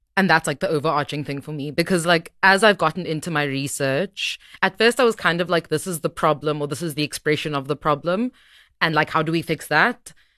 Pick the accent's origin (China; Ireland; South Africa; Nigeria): South Africa; Cape Town, Western Cape; moved away as an adult; also born or lived in Johannesburg, South Africa; I moved back to Cape Town because I'm from Cape Town